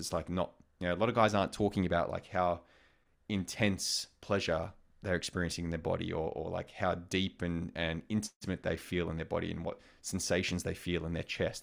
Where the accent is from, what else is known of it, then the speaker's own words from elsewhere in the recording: Australia; moved away; also born or lived in United States; as an Australian guy in an American context